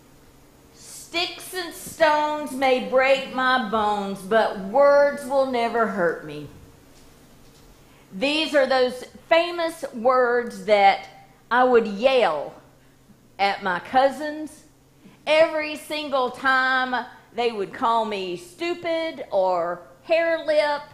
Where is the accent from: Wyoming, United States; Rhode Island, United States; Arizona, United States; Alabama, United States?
Alabama, United States; Hueytown; growing up on Hill Avenue, we had a road full of kids there in Hueytown